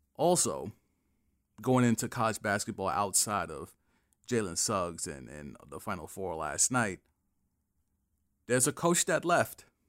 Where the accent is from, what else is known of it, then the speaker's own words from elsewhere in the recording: New York, United States; as a New Yorker